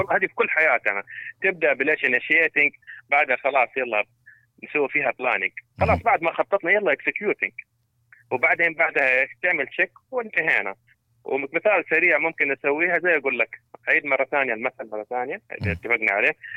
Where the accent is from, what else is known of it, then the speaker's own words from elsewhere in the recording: Saudi Arabia; عندنا في السعودية